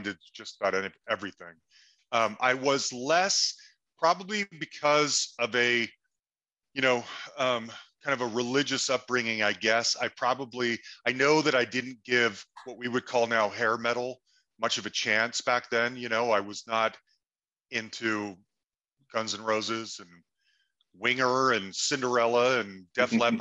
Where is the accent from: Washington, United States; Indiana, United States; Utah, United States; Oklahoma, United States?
Utah, United States; Salt Lake City; moved away as an adult; also born or lived in Cambridge, England; now in Denver, United States; I grew up in Salt Lake City for the most part